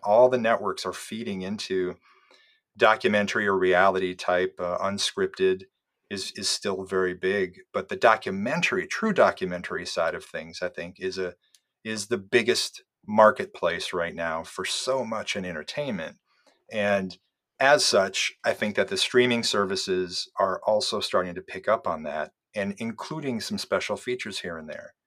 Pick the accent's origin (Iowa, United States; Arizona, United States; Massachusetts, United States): Iowa, United States; I grew up in Iowa